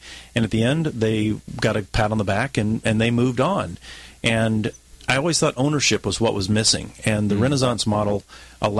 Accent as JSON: {"language": "English", "town": "Memphis", "region": "Tennessee", "country": "United States", "tie": "born or raised there", "moved": "as an adult", "lives_now": "San Diego, United States", "said": "I born and raised in Memphis, Tennessee"}